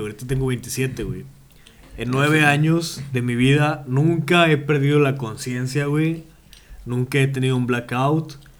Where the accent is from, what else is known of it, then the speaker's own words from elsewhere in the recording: Monterrey, Nuevo León, Mexico; trabajé en teleperformance como buen regio.